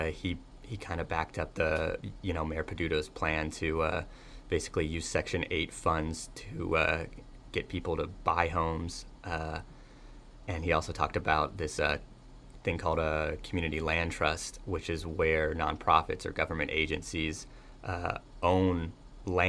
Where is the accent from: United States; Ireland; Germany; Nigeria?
United States; California; moved away as an adult; also born or lived in Boston; now in Pittsburgh, United States; I'm from California